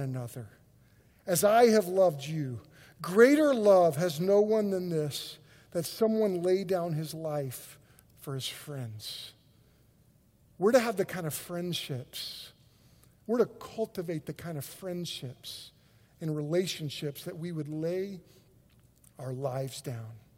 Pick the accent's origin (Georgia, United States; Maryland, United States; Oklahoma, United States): Oklahoma, United States; we're from Oklahoma.